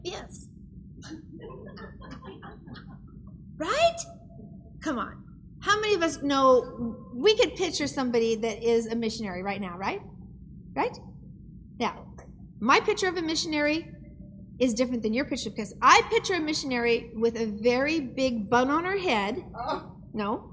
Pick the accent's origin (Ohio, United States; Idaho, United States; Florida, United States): Idaho, United States; I'm from Idaho, so we have trees and trucks